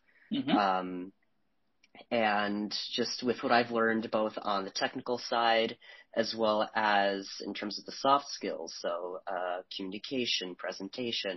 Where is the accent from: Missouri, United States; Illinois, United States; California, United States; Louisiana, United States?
Illinois, United States; Chicago; I'm from the Chicagoland area